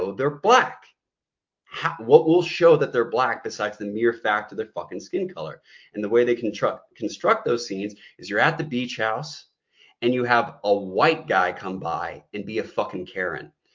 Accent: United States; we're Black American

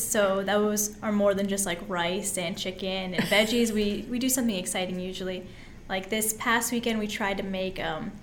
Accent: Astoria, Oregon, United States; So I grew up in Astoria. I was born and raised in Astoria in Oregon, and I lived there until I was 18.

